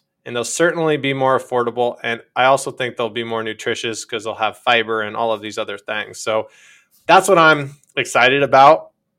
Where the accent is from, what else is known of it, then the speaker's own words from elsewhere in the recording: Iowa, United States; the younger people in this world don't have the same vantage point as even I had growing up in Iowa